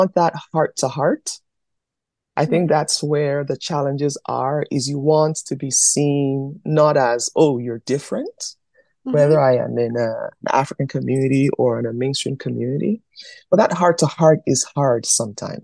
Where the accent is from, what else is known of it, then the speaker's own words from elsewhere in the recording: Canada; also born or lived in Nigeria; They see me as Yoruba and Canadian